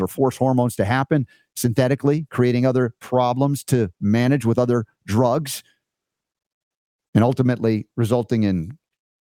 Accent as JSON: {"language": "English", "country": "United States", "tie": "born or raised there", "said": "growing up in America as I have, coming through the public school system as I did"}